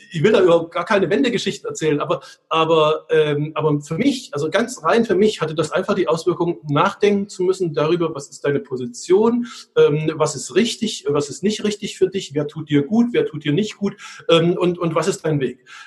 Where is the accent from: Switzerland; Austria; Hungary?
Hungary; Budapest; now in Germany; Also ähm, ich bin in Ungarn aufgewachsen, ich komme aus einer deutsch-ungarischen Familie ähm, äh, oder ostdeutsch-ungarischen Familie und wir sind in Budapest aufgewachsen